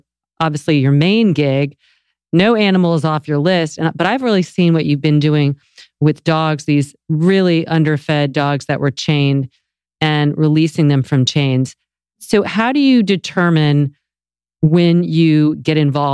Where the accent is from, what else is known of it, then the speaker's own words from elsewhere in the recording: the South, United States; moved away; I'm from the South